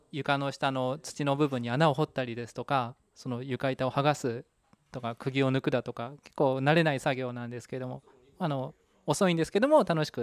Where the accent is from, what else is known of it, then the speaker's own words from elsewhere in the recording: Kanagawa, Japan; moved away as an adult; also born or lived in Sayama, Saitama; now in Kawagoe, Japan; 私は出身は神奈川県でして、えっと、大学大学院まで、えっと、ずっと神奈川におりましたあ大学は東京だったんですけども、はい、で就職と就職のタイミングで、えっと、埼玉県に来ましてと狭山の会社にと入社したんですね